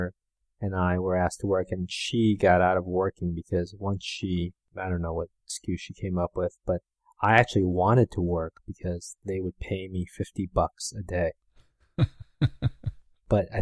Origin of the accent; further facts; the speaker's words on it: New York, United States; also born or lived in Seoul, South Korea; I moved to Manhattan from Korea when I was 4